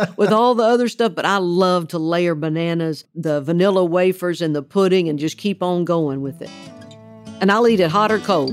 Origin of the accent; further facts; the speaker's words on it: Oklahoma, United States; moved away as an adult; now in Tennessee, United States; the state of Oklahoma, where I grew up